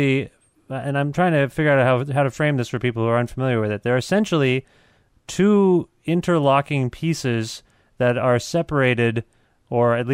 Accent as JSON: {"language": "English", "town": "Guelph", "region": "Ontario", "country": "Canada", "said": "I'm from Guelph"}